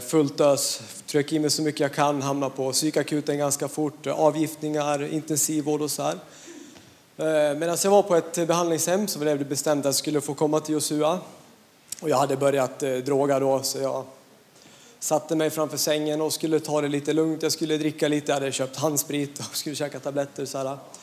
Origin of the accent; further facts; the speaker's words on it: Hedemora, Dalarna County, Sweden; jag kommer från Dalarna, en liten ort som heter Hedemora